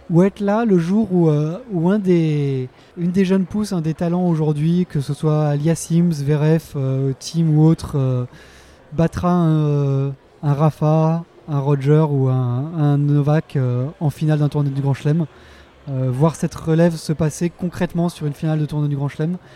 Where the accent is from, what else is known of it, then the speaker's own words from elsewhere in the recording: Lyon, Auvergne-Rhône-Alpes, France; Alors en tant que Lyonnais et fan de tennis